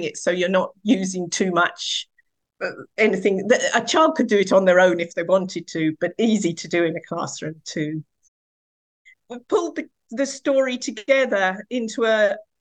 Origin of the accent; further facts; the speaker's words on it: Essex, East of England, United Kingdom; I was born in Essex in the 1960s, and I grew up in a farming community.